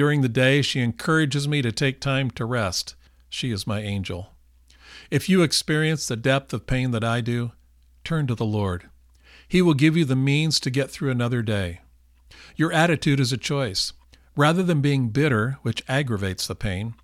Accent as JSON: {"language": "English", "region": "California", "country": "United States", "said": "we are from California"}